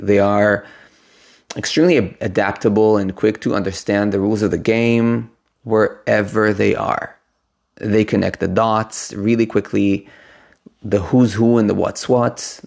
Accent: Israel; moved away; I come originally from Israel

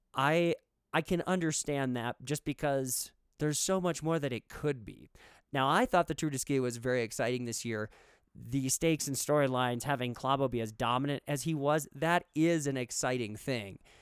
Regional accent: United States; as an American

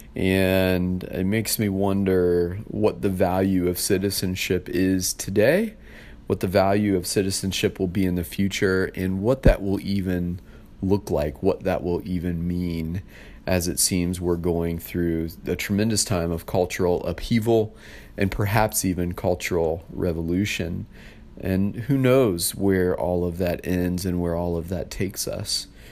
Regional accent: United States; I was born in the U S, um, my parents are U S citizens, born and raised

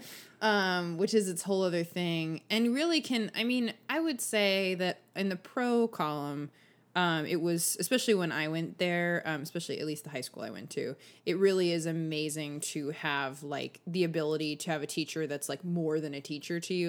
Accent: Los Angeles, California, United States

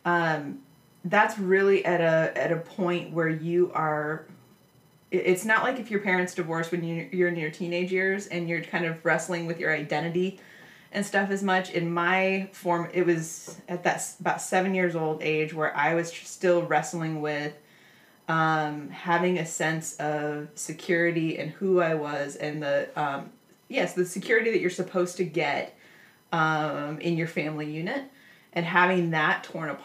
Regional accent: Nebraska, United States; I grew up in Nebraska

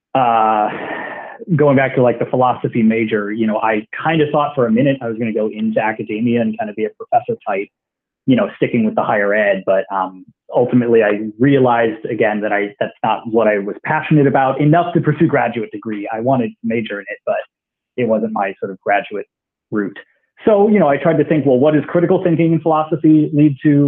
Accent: Iowa, United States; moved away as an adult; also born or lived in Galesburg, Illinois / Boston, Massachusetts; I'm from Iowa originally

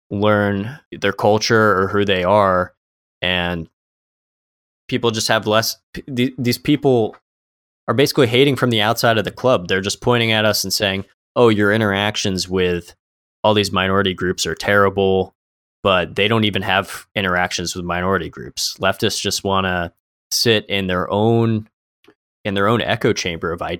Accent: Florida, United States; a lot of people, especially we're from Florida, a lot of Cubans, they came from communism

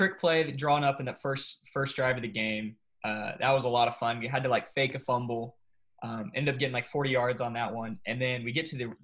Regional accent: Coppell, Texas, United States; growing up in Coppell, that's the thing to do is play youth football

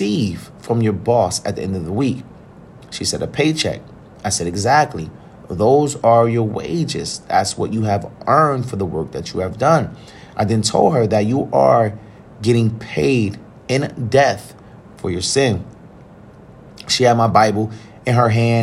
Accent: Trenton, New Jersey, United States; one of the local middle schools in my hometown of Trenton, New Jersey

